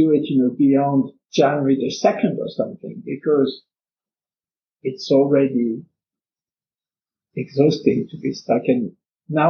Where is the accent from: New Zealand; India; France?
France; now in Canada; I come from France, I'm now in Canada